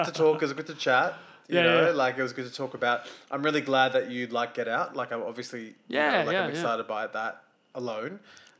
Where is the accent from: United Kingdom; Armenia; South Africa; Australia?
Australia; I'm Aussie.